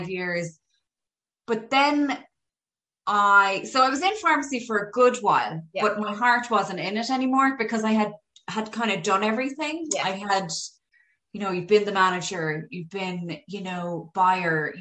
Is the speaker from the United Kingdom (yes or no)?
no; Galway, Connacht, Ireland; moved away as an adult; now in Dublin, Ireland; I'm originally from Galway. So when I moved up here, I went to Trinity